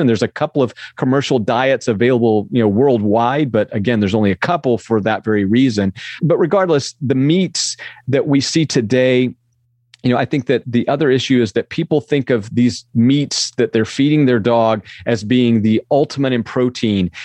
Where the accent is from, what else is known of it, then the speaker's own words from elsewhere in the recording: the Southern United States, United States; We grew up in the South